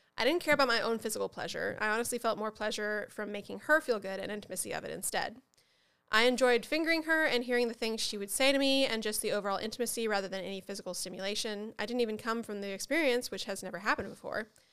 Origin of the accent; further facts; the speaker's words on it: Upper Midwest, United States; also born or lived in Southern United States; I was born in the South, but I wasn't raised in the South. I was raised in the, in the, uh, you know, like, upper Midwest